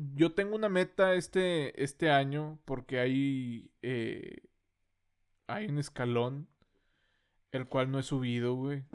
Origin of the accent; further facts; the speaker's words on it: Monterrey, Nuevo León, Mexico; accent: norteño; somos del norte